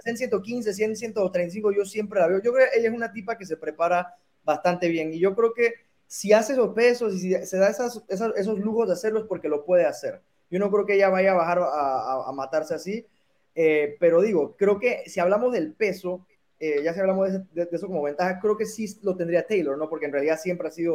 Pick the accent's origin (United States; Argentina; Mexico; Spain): Mexico; Yo, como mexicano